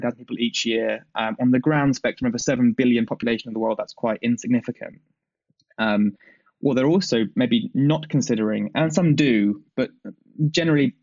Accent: United Kingdom; I'm a British guy

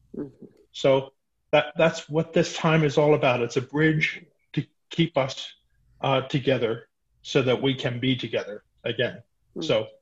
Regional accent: East Coast, United States; now in Albuquerque, United States; I'm originally from the East Coast. My siblings and all live on the East Coast.

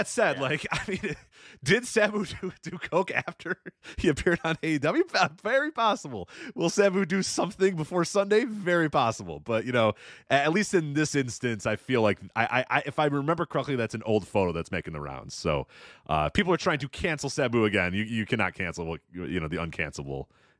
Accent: Chicago, Illinois, United States; I'm from Chicago. I don't think 4,000 people are going to come see me when I die.

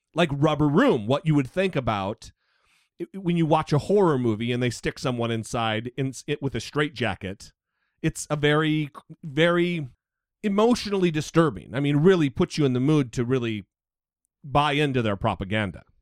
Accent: United States; I grew up on an Indian reservation

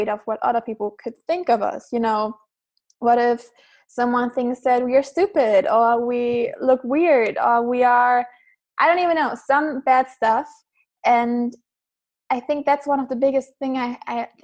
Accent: Germany; I'm from Germany

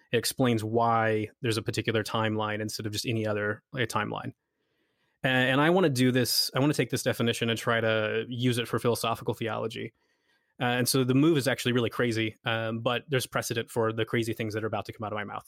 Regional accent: United States; moved away as an adult; now in Scotland, United Kingdom; I'm from America, but I work in Scotland

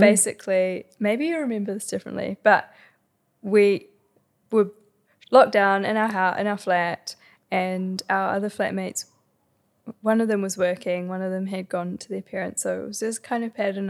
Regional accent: Havelock North, Hawke's Bay, New Zealand; moved away; also born or lived in Wellington; I grew up in Hawke's Bay

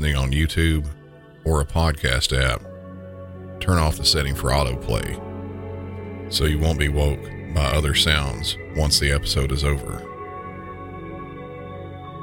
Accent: Southern United States, United States; accent: Southern; in my normal Southern accent

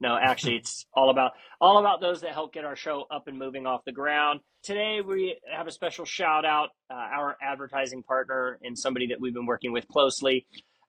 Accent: San Francisco Bay Area, California, United States; although I'm from the San

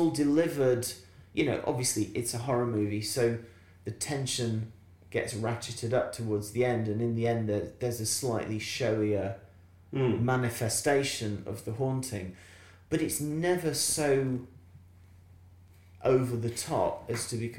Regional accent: Barnsley, Yorkshire and the Humber, United Kingdom; growing up in Barnsley in the 1970s

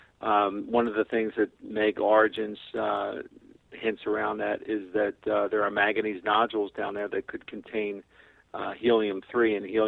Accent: Philadelphia, Pennsylvania, United States; I'm from Philadelphia

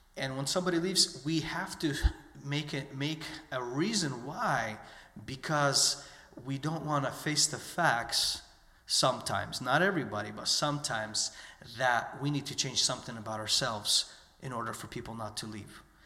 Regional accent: United States; I was born and raised in the United States

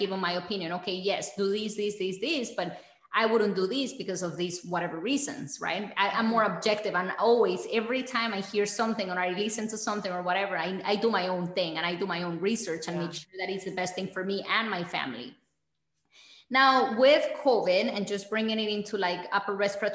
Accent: Bogotá, Colombia; now in United States; growing up in Colombia

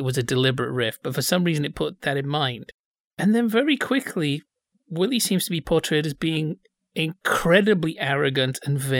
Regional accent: Bradford, Yorkshire and the Humber, United Kingdom; I'm from Bradford, I don't have a culture.

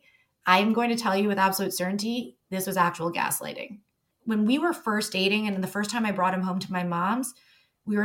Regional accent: Toronto, Ontario, Canada; I grew up in Toronto

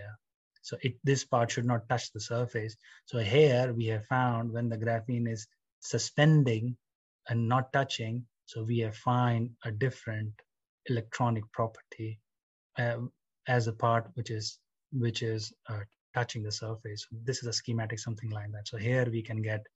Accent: India; now in United Kingdom; I'm from India

